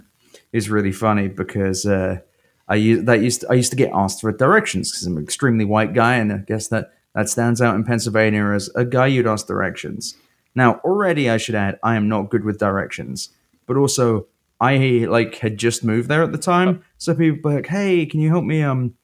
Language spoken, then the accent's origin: English; London, United Kingdom; Fucking hell, mate, I'm from London.